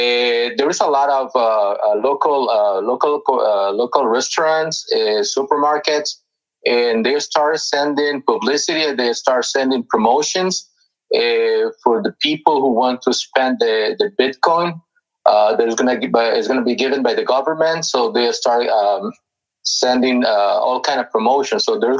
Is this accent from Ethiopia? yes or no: no; El Salvador; I'm from El Salvador